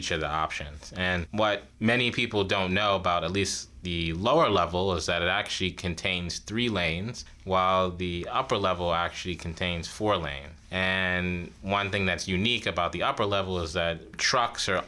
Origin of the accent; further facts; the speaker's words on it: New York City, New York, United States; moved away as an adult; now in Ithaca, United States; I'm originally from New York City, so it was great to have an opportunity to come back home.